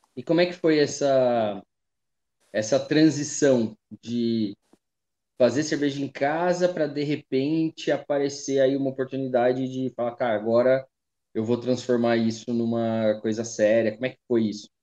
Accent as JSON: {"language": "Portuguese", "town": "Taubaté", "region": "São Paulo", "country": "Brazil", "said": "Eu sou de Taubaté, eu tô aqui hoje, né, tô aqui na casa da minha mãe"}